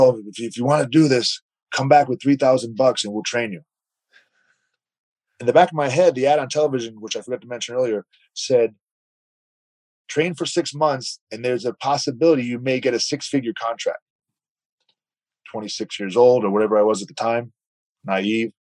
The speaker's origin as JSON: {"language": "English", "town": "Providence", "region": "Rhode Island", "country": "United States", "tie": "born or raised there", "moved": "as an adult", "said": "I grew up in Providence, Rhode Island, a suburb of Providence."}